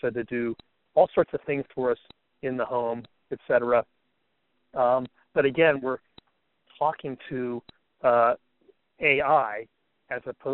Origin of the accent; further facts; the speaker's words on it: Bethesda, Maryland, United States; I'm from Bethesda, Maryland, outside of Washington, D.C.